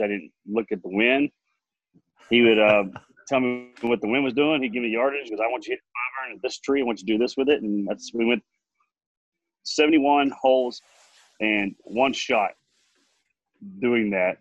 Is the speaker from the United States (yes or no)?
yes; Amarillo, Texas, United States; I was from Amarillo